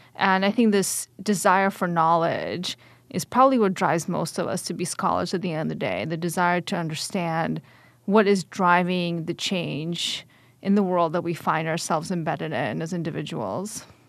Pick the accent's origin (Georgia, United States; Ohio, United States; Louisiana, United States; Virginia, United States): Georgia, United States; Atlanta; also born or lived in Kyiv, Ukraine; my family immigrated in nineteen ninety-one, but before the fall of the Soviet Union, to Atlanta, Georgia. So I went straight from the Soviet state to the South in the United States and grew up the rest of my childhood there.